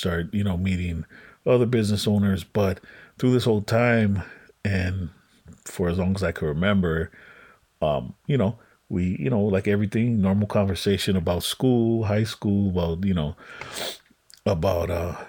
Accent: Los Angeles, California, United States; also born or lived in Westlake, Los Angeles; I grew up on Western. Well, I moved around quite a bit when I was little, but you know, I ultimately ended up on like Western Ave in like Koreatown

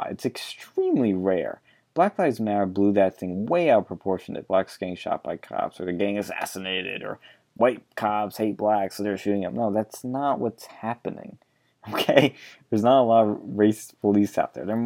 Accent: Argentina; I was born in Argentina. I grew up in a military government.

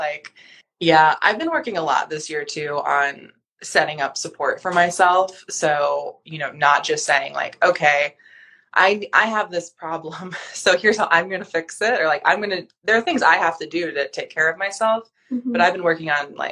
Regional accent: North Carolina, United States; moved away; I grew up in North Carolina

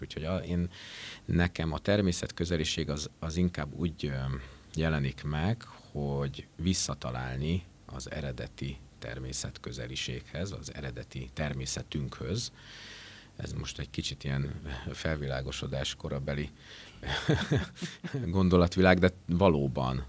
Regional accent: Esztergom and Dorog area, Komárom-Esztergom, Hungary; moved away as an adult; also born or lived in Budapest; szülőhelyem környékén Esztergom és Dorog vonzás körzetében

